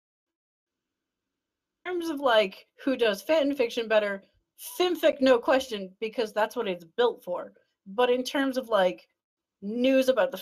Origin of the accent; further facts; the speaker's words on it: Canada; I'm Canadian